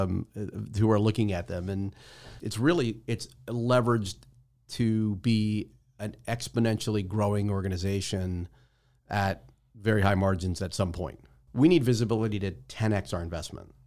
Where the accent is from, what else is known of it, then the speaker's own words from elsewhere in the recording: New Jersey, United States; now in Tampa, United States; I'm from Jersey